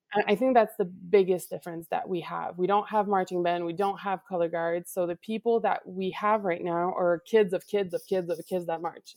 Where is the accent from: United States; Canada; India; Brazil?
Canada; Laval, Quebec; I am from Laval, Quebec, Canada.